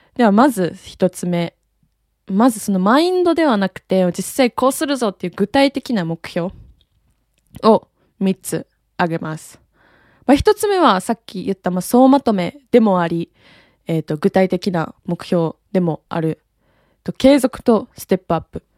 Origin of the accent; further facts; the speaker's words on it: Japan; 生まれも育ちも日本